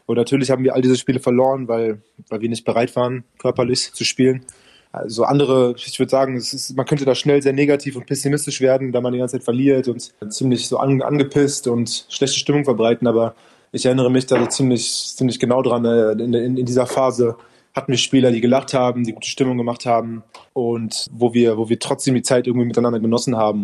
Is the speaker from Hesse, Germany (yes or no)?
no; Berlin, Germany; Ich habe halt für einen kleinen Verein gespielt, DBV, direkt in dem, äh, in dem Bezirk, wo ich aufgewachsen bin, mit meinen ganzen Freunden